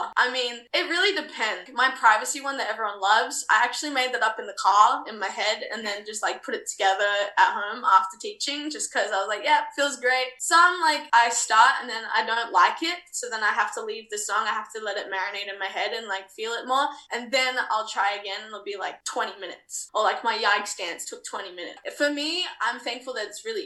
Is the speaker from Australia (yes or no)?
yes; Australia; also born or lived in New Zealand (half Kiwi); at 19 years old as an Australian